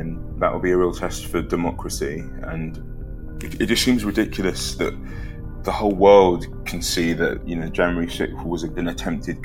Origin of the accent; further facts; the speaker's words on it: London, United Kingdom; also born or lived in Liverpool / Edinburgh; we moved to Edinburgh and then we moved from Edinburgh to London